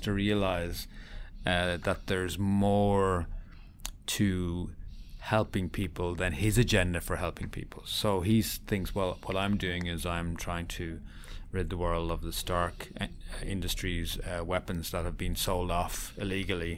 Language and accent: English; Ireland; accent: Irish; As you can tell from my accent, I'm Irish